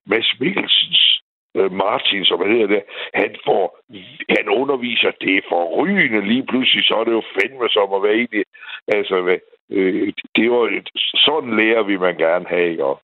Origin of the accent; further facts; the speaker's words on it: Aarhus, Central Denmark Region, Denmark; jeg er jo fra Aarhus her.